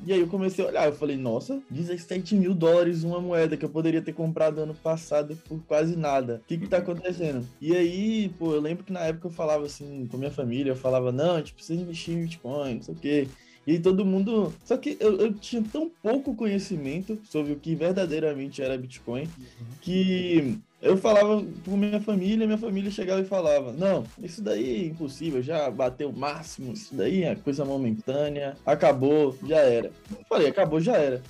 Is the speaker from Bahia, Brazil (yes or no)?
yes; Salvador, Bahia, Brazil; now in São Paulo, Brazil; eu sou de Salvador, Bahia